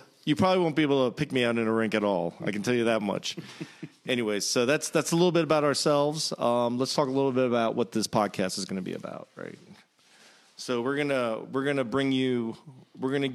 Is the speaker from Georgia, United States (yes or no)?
no; Virginia, United States; I grew up in Virginia. I was the only child of immigrants